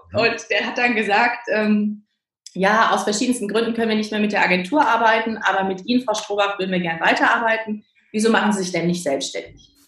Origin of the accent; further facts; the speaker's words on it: Cologne, North Rhine-Westphalia, Germany; now in Berlin, Germany; ich komme ja gebürtig aus Köln, ne? also ich bin ja so eine rheinländische Frohnatur